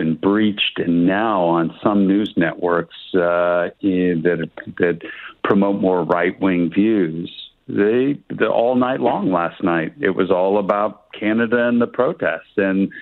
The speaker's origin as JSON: {"language": "English", "country": "United States", "said": "as an American"}